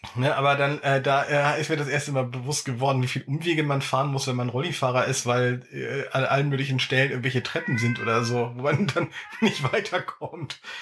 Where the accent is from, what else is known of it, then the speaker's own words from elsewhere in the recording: Dannenberg, Lower Saxony, Germany; ich in meinem Heimatort Dannenberg